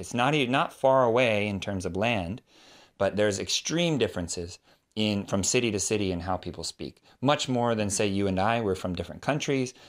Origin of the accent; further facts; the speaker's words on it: California, United States; I'm from California. United States